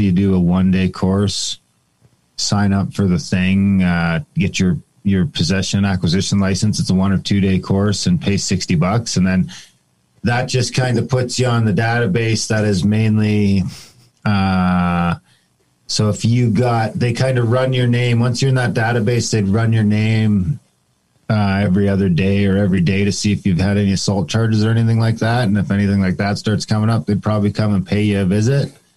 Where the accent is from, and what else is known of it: Canada